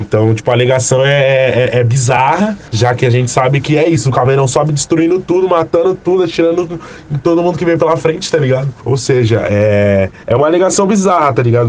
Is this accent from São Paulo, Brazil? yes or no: yes; São Paulo, Brazil; sou do Jardim Rosana, ali próximo ao Capão Redondo